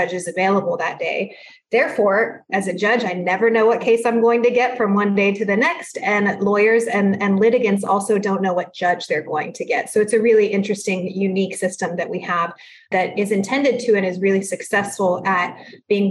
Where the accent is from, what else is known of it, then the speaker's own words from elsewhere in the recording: San Antonio, Texas, United States; first language Spanish; English is a second language; I'm from San Antonio. That's where I preside as a judge